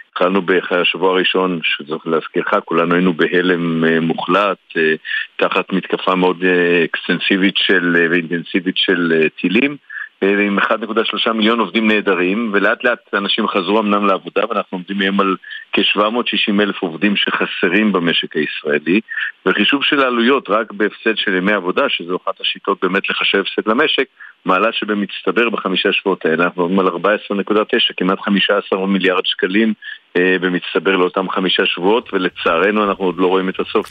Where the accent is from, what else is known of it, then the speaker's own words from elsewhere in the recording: Tel Aviv, Tel Aviv District, Israel; אני תל אביבי, וכמו כאן מסתובב לא מעט בעיר